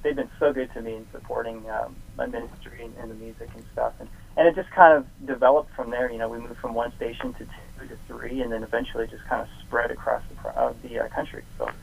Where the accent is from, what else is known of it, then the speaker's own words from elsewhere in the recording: Canada; being a Canadian and having you know my songs be produced in Canada